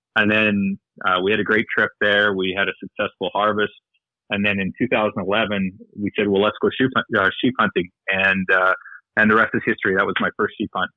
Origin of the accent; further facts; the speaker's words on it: north of Medicine Hat, Alberta, Canada; now in Victoria, Canada; north of Medicine Hat, uh, farming, small farming community. Grew up on a farm